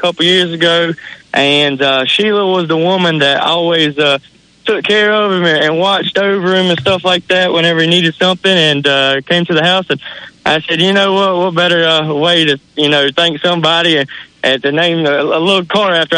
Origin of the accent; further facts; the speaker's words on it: Rock Hill, South Carolina, United States; I'm from Rock Hill, South Carolina.